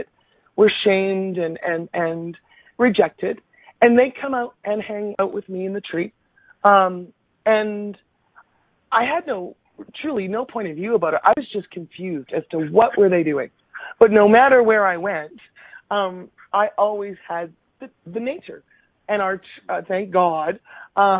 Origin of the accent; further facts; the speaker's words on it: Minburn, Alberta, Canada; I was actually born and raised in Alberta. My first 8 years of life was spent in a very tiny little rural town by the name of Mimburn.